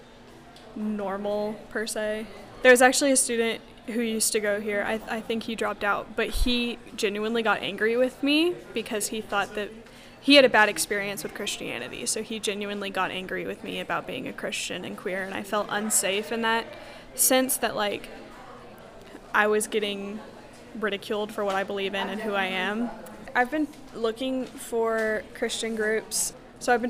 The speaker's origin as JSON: {"language": "English", "town": "Louisville", "region": "Kentucky", "country": "United States", "moved": "as an adult", "lives_now": "Bowling Green, United States", "said": "I'm from Louisville"}